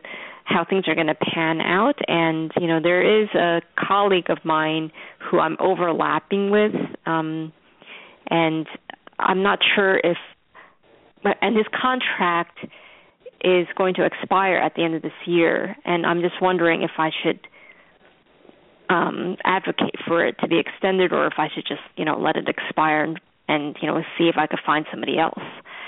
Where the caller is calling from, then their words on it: New York, United States; I'm calling in from New York.